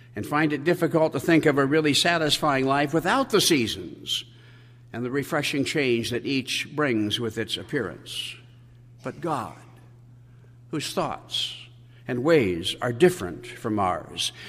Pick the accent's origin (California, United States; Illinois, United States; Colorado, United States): Colorado, United States; also born or lived in San Diego; I left my native Colorado in the summer